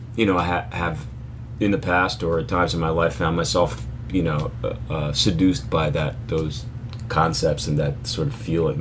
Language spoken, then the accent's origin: English; Philadelphia, Pennsylvania, United States; moved away; also born or lived in New York City; I grew up in Philly